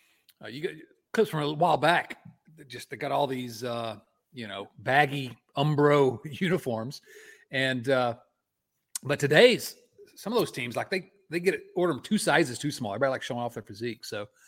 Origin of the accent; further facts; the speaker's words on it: Ohio, United States; now in Tucson, United States; I grew up in Southern Ohio, but have lived in Southern Arizona for 31 years.